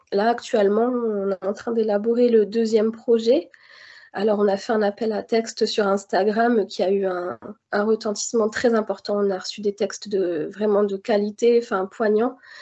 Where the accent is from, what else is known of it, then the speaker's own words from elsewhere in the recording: Béthune, Hauts-de-France, France; j'ai grandi, euh, à Béthune, dans le Nord-Pas-de-Calais